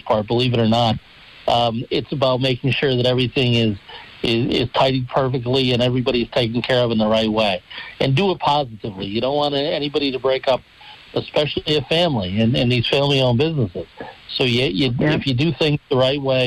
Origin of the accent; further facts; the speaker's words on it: Dunmore, Pennsylvania, United States; in my hometown of Dunmore, back home